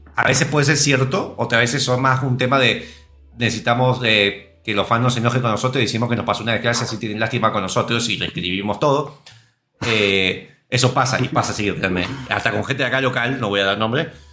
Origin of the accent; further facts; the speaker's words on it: Argentina; Yo siendo argentino